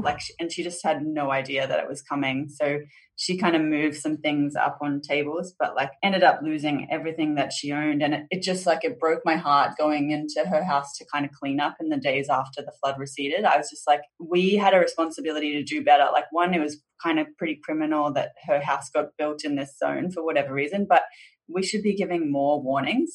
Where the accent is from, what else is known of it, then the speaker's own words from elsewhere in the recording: Boonah, Queensland, Australia; also born or lived in Brisbane; I was born in Brisbane, southeast Queensland, but sort of shortly after that, my parents moved to regional southeast Queensland. So I grew up in this really small town named Boona